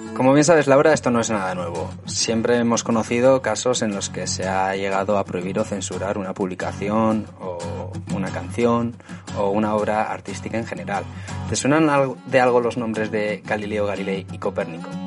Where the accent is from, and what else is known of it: Spain; now in England, United Kingdom